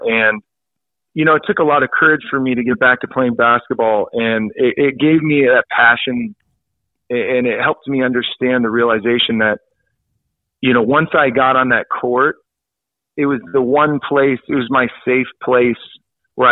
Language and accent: English; El Dorado Hills, California, United States; growing up in El Dorado Hills, as you know, it's a very safe, friendly, you know, no problems neighborhood